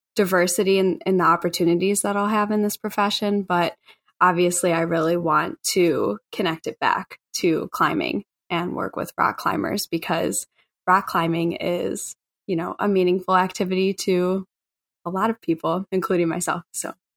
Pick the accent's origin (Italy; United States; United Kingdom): United States; Chicago, Illinois; I grew up in Bridgeport, which is on the south side of Chicago